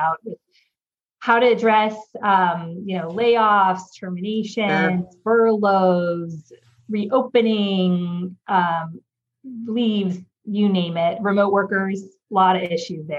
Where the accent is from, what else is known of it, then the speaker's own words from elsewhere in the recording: California, United States; moved away as an adult; now in New York, United States; I am originally from California. I moved to New York now almost 7.5 years ago